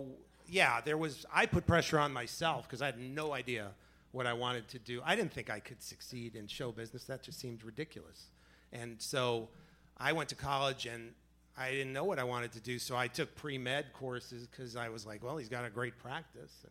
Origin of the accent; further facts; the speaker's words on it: New York City, New York, United States; now in New Jersey, United States; I was born in Manhattan, but I live in Jersey